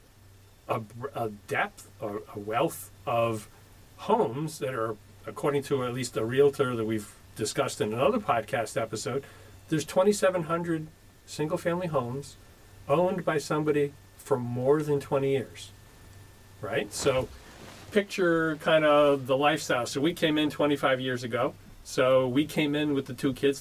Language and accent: English; Pawtucket, Rhode Island, United States; now in Franklin, United States; I grew up in Pawtucket, Rhode Island